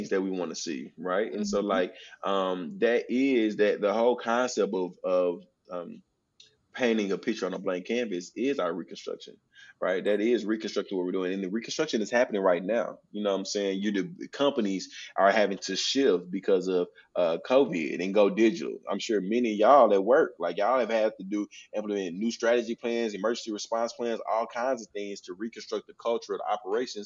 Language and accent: English; North Little Rock, Arkansas, United States; my hometown, North Little Rock